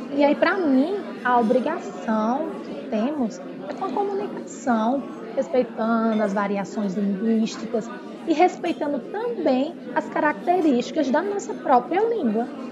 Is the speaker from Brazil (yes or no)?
yes; Brazil; nós brasileiros falamos o português